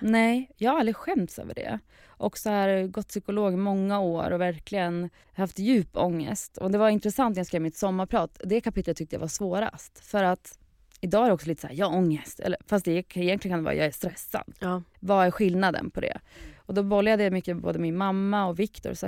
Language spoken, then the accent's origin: Swedish; Sweden; moved away as an adult; also born or lived in Lisbon, Portugal; now in England, United Kingdom; jag som svensk